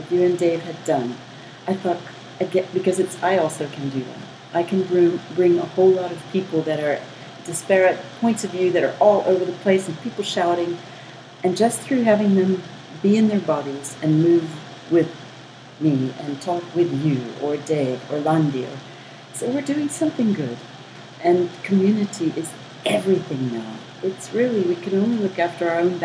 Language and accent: English; United States; now in South Africa; I'm American